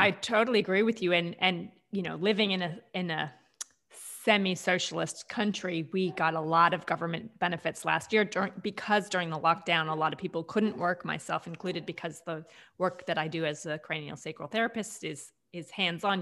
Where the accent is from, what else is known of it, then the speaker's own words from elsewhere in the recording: United States; now in Australia; even though I am American